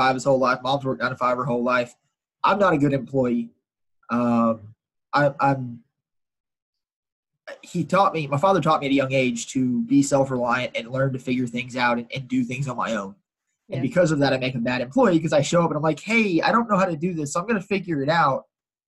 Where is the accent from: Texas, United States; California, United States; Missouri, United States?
Texas, United States; Houston; Born and raised in Houston. I live probably a mile and a half in the house I grew up in.